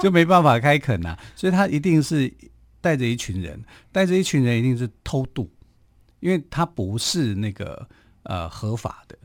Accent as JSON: {"language": "Chinese", "country": "Taiwan", "said": "我们台湾人有一句话"}